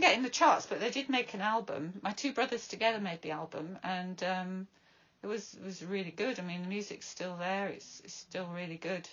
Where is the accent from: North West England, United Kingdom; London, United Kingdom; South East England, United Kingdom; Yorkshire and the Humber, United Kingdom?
Yorkshire and the Humber, United Kingdom; Bradford; now in Brighton, United Kingdom; growing up in a council estate in Bradford